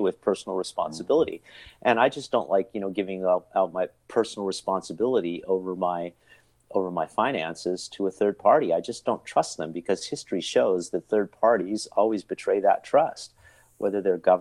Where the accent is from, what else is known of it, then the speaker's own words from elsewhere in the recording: California, United States; also born or lived in Istanbul; now in Austria; I was born in 63, and how it is that we were raised in California.